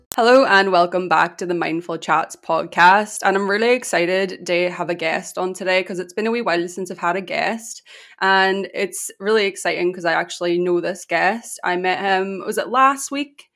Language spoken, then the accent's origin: English; Ireland; I'm Irish.